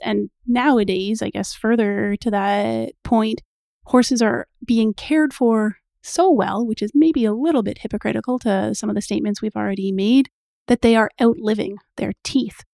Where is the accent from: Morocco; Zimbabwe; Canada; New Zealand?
Canada; I am Canadian